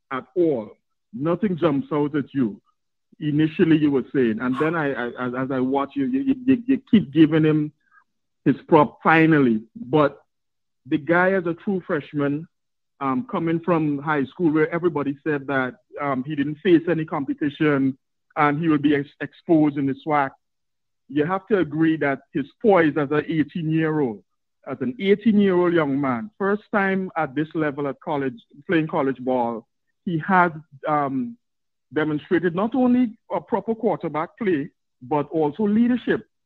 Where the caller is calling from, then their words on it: Trinidad & Tobago; I'm probably your your first first fan slash contributor from the Caribbean, right? I'm calling from Trinidad and Tobago